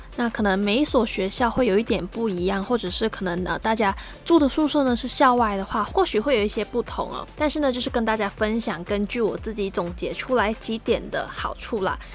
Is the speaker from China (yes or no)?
no; Malaysia; moved away as an adult; now in Taiwan; 和我同样来自马来西亚